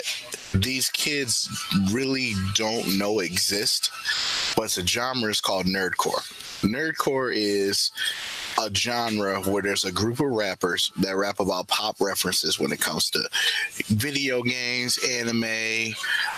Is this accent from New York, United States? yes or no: no; Detroit, Michigan, United States; I'm from Detroit